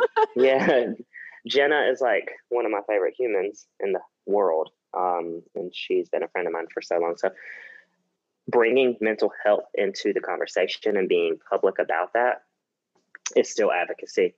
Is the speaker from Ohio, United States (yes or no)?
no; South Carolina, United States; also born or lived in New York; now in Los Angeles, United States; I'm from South Carolina